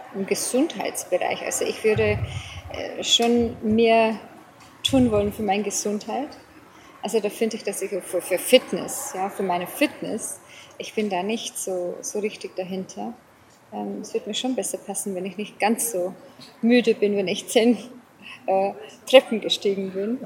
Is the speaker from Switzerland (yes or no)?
no; South Africa; accent: English and Bavarian; German is a second language; moved away as an adult; also born or lived in Lower Bavaria, Germany; now in Germany; ich bin gebürtige Südafrikanerin. Mhm. Ähm, bin die ersten 34 Jahre von meinem Leben in Südafrika ähm, ja, ansässig gewesen, gewohnt, gelebt